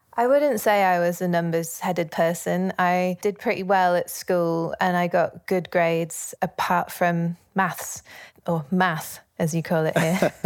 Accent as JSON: {"language": "English", "town": "Leeds", "region": "Yorkshire and the Humber", "country": "United Kingdom", "tie": "born or raised there", "said": "I grew up in Leeds, in Yorkshire, in the north of England"}